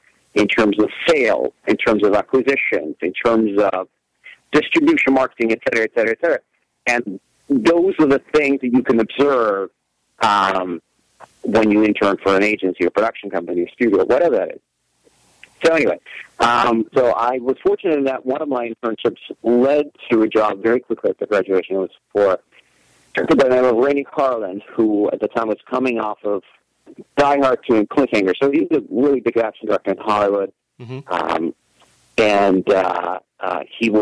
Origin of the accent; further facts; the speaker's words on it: Russia; moved away as an adult; now in United States; I was originally born and raised in Russia, and just so happened that my first year in the United States